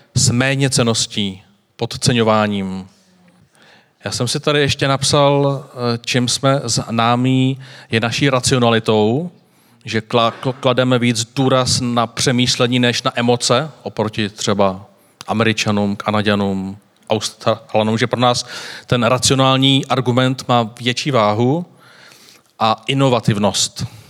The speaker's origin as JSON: {"language": "Czech", "country": "Czechia"}